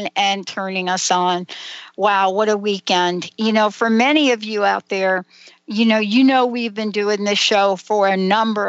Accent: New York, United States; Many of us growing up in New York

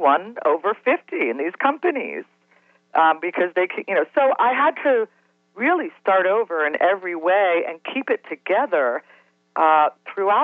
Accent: Cincinnati, Ohio, United States; I grew up in Cincinnati

